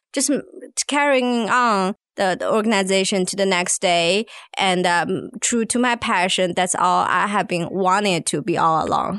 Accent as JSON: {"language": "English", "country": "China", "moved": "as an adult", "lives_now": "Arkansas, United States", "said": "I come from China originally"}